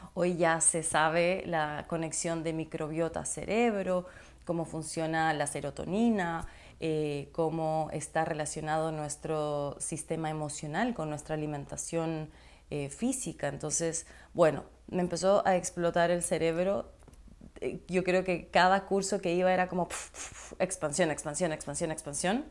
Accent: Ecuador; also born or lived in Chile; yo soy ecuatoriana chilena, de papá chileno, mamá ecuatoriana. Nací en Ecuador

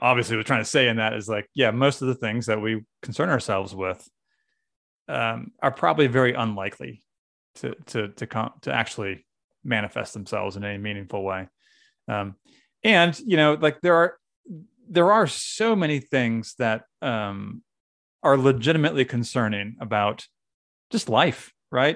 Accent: New England, United States; now in Pennsylvania, United States; I'm from New England

